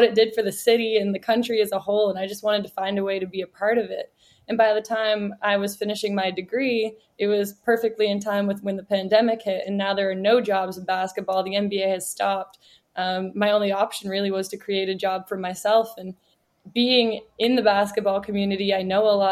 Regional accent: Canada; I am Canadian

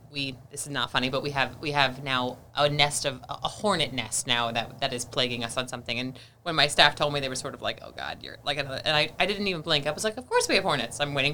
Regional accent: Appalachia, United States; Well, my mom always, what does she always say? I'm from Appalachia.

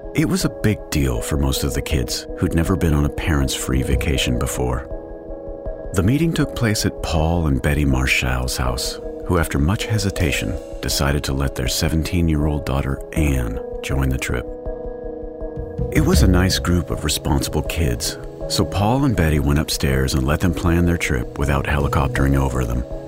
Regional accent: Texas, United States; moved away; I'm originally from Texas, where you can drive for two straight days without much of a change in culture or scenery

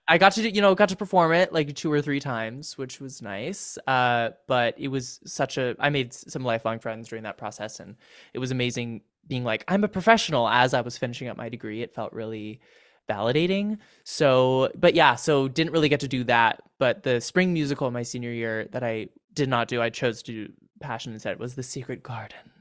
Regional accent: California, United States; I'm from California

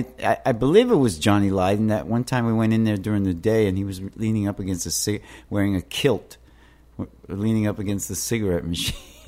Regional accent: New York City, New York, United States; I grew up in Jacob B's houses

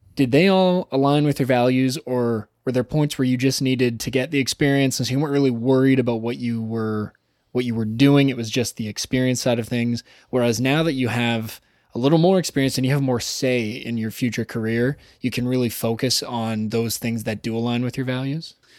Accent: Toronto, Ontario, Canada; I said, "Toronto."

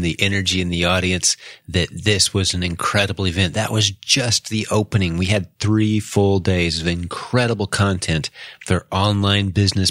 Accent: Indianapolis, Indiana, United States; Indianapolis, Indiana, which happens to be my hometown

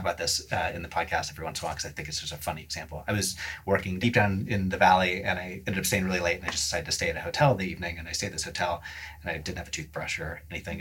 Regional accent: West Coast, United States; I, I, grew up on the West Coast

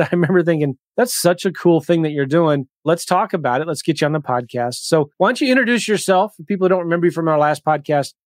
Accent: California, United States; I was born and raised in California

